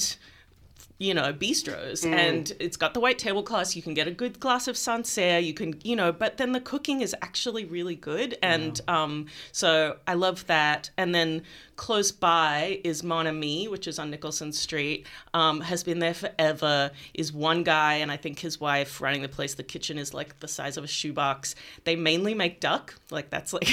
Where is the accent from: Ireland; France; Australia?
Australia; Melbourne, Victoria; moved away as an adult; I grew up in Melbourne and then left for 20 years and came back